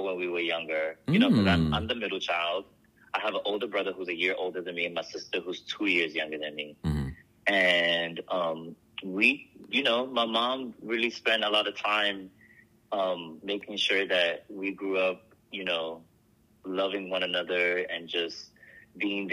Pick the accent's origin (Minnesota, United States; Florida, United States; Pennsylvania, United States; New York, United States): New York, United States; New York City; I grew up in the Boogie Down Bronx